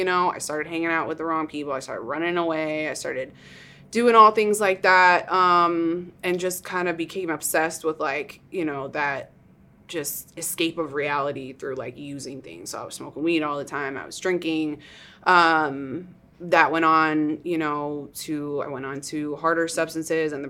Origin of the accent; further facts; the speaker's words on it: New York, United States; moved away as an adult; now in Austin, United States; I grew up in New York.